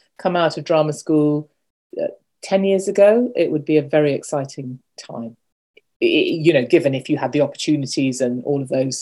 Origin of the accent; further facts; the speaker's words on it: United Kingdom; also born or lived in Kolkata, India; I've been brought up, I was born in Britain, I've grown up, and I work in Britain